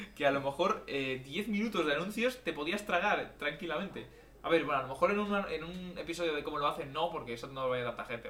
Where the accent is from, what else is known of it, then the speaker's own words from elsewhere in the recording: Madrid, Community of Madrid, Spain; Somos eh, de España